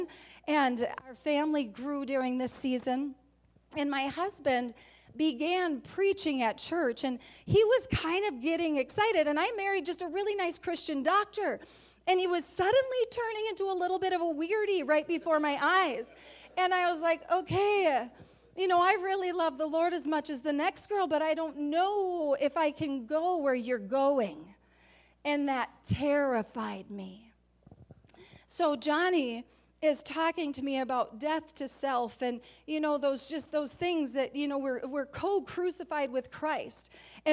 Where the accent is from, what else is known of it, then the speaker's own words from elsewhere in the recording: Staples, United States; We're from Staples, little town of 3,000